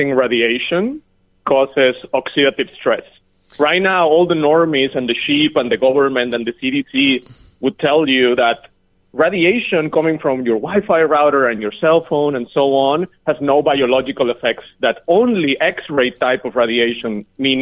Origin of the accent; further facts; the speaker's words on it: Mexico; also born or lived in Connecticut; now in Silicon Valley, United States; I am from Mexico, but I'm in Silicon Valley.